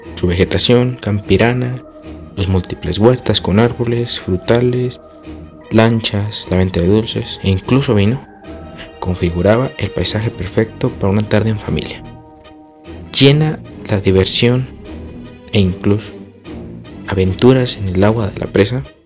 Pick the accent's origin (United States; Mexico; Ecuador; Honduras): Mexico; Querétaro; mi bello pueblo